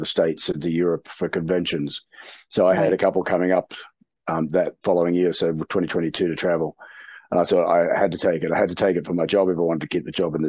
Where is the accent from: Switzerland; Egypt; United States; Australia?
Australia; moved away as an adult; now in New Zealand; I'm an Australian.